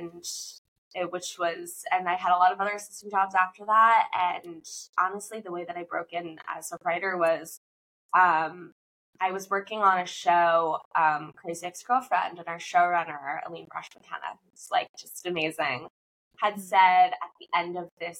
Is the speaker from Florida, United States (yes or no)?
yes; Fort Lauderdale, Florida, United States; moved away as an adult; also born or lived in Durham, North Carolina / Los Angeles; I grew up in Florida, South Florida, Fort Lauderdale